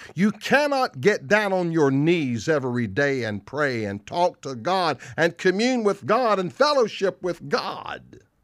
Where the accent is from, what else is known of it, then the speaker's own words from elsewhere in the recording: the South, United States; I'm from the South. People make fun of my English